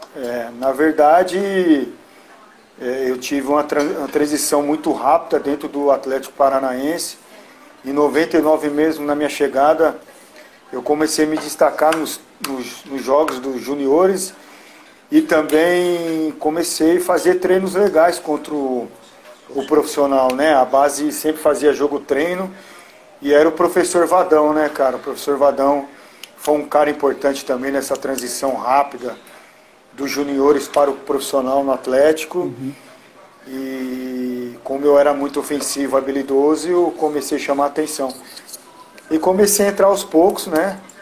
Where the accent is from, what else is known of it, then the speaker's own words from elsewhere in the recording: São Paulo, Brazil; eu cresci vendo o Serginho treinar no São Paulo por conta que eu jogava no Nacional